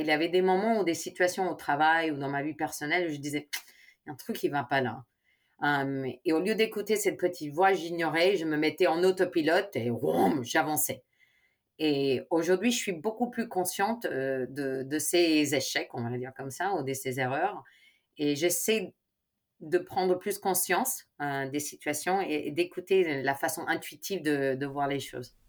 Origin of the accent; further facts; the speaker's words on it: Chicago, Illinois, United States; French is a second language; moved away as an adult; also born or lived in Spain; now in France; mes parents sont espagnols, ma, mais je suis née à Chicago